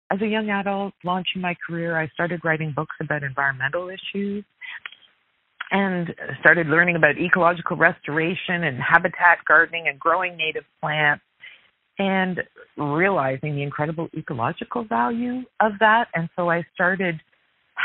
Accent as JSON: {"language": "English", "town": "Galt", "region": "Ontario", "country": "Canada", "tie": "born or raised there", "lives_now": "Toronto, Canada", "said": "I grew up in southwestern Ontario in a small city called Galt"}